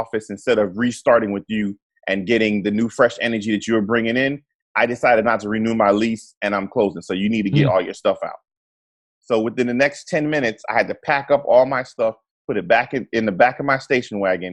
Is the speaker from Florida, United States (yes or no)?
yes; near Fort Lauderdale, Florida, United States; also born or lived in Trinidad and Tobago; I grew up near Fort Lauderdale